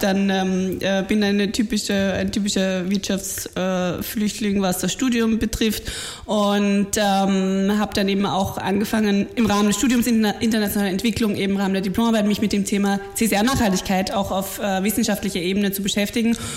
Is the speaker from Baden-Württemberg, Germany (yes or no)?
no; Bavaria, Germany; moved away as an adult; also born or lived in Munich; now in Vienna, Austria; ich äh, bin, bin in München geboren und an der Grenze aufgewachsen und bin mittlerweile seit elf Jahren in ja, Wien.